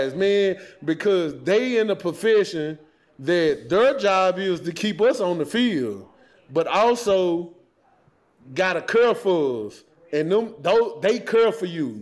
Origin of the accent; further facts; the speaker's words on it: the South, United States; moved away; I grew up in the South